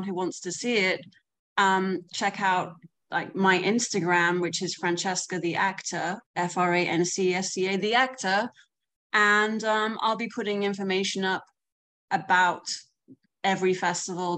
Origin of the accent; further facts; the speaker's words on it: London, United Kingdom; moved away as an adult; now in United States; I'm from London. I've been here for like 8.5 years on an O-1 visa.